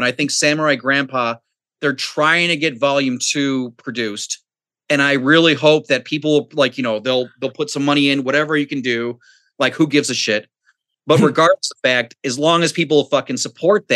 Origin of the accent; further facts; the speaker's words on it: Ireland; I'm Irish